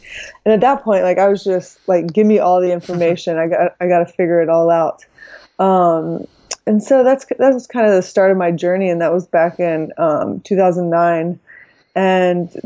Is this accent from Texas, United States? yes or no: yes; Texas, United States; moved away as an adult; now in California, United States; I'm originally from Texas